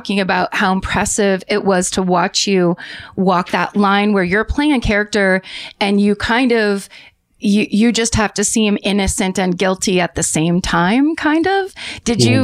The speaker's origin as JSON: {"language": "English", "area": "San Francisco Bay Area", "region": "California", "country": "United States", "tie": "born or raised there", "said": "I lived mm-hmm. in the San Francisco Bay Area."}